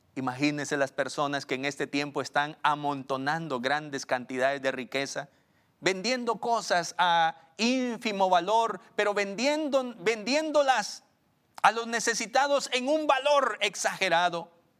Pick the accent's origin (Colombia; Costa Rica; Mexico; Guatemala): Guatemala; una sociedad pequeña como la guatemalteca